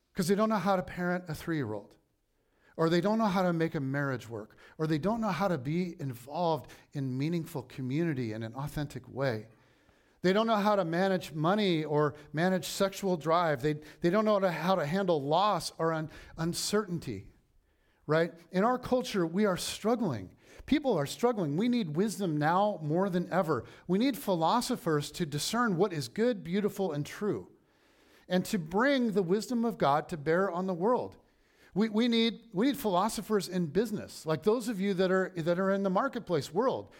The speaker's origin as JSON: {"language": "English", "country": "United States"}